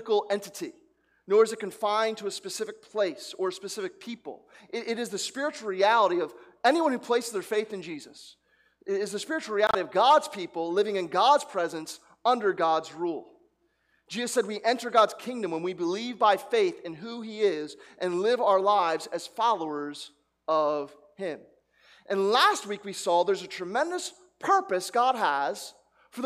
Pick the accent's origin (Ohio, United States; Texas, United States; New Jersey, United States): New Jersey, United States; I grew up in New Jersey where a gas attendant would fills up the tank for you.